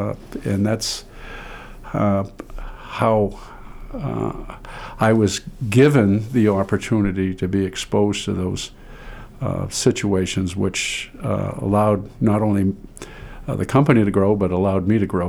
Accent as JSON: {"language": "English", "town": "Caribou", "region": "Maine", "country": "United States", "tie": "born there", "also_born_or_lived": "Pittsfield", "said": "And I was born in Aroostook County, Caribou, Maine. And I always wanted to be a farmer."}